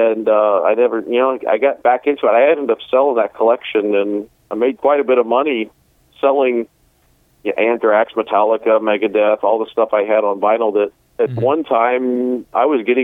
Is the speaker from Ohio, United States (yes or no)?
yes; Lima, Ohio, United States; my hometown in Lima